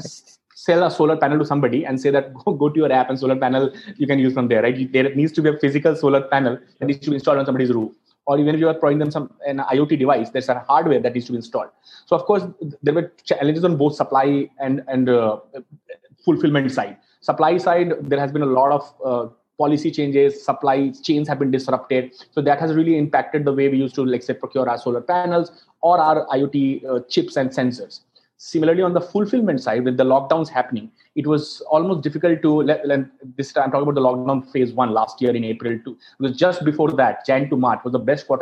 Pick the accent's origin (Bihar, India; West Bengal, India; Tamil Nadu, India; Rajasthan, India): Bihar, India; Muzaffarpur; moved away; I come from Muzaffarpur in Bihar